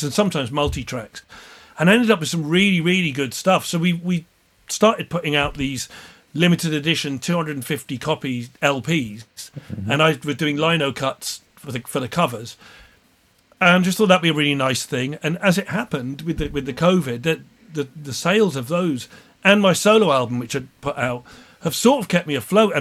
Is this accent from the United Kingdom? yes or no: yes; Plymouth, South West England, United Kingdom; growing up in Plymouth